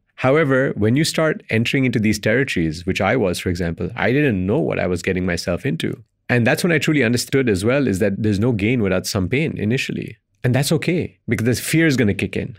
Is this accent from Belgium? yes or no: yes; Belgium; moved away; Indian descent, born and raised in Belgium, lived in five countries across three continents